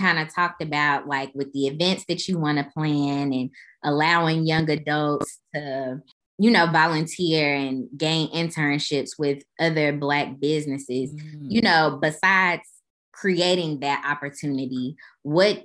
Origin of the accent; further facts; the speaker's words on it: Chicago, Illinois, United States; Growing up in Chicago